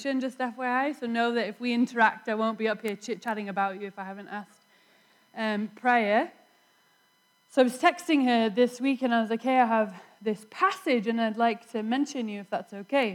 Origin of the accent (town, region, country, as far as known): England, United Kingdom; born or raised there; moved away